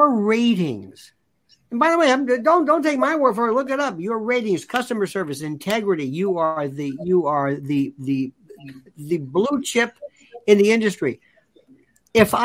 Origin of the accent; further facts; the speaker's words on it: Florida, United States; I'm from Florida